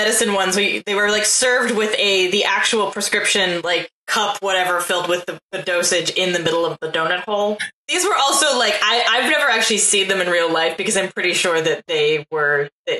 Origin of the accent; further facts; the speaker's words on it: Portland, Oregon, United States; I grew up in Portland.